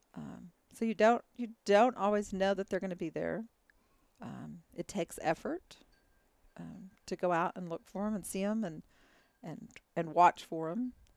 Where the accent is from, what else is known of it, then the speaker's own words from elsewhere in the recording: Texas, United States; also born or lived in Dallas, Texas; Born and raised in Texas